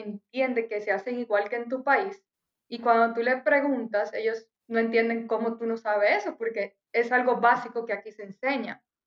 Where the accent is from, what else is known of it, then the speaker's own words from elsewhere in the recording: Dominican Republic; moved away as an adult; also born or lived in Cottbus, Germany; now in Germany; soy de República Dominicana, yo me vine por tal y tal razón